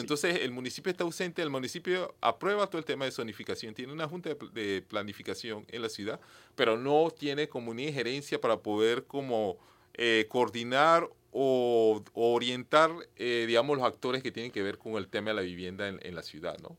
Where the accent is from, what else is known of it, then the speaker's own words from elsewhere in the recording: Penonomé, Coclé, Panama; Yo soy de Peronomé, también